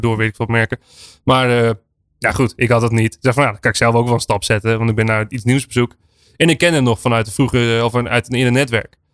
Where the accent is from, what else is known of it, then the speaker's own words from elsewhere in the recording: Friesland, Netherlands; Ik ben in Friesland opge opgegroeid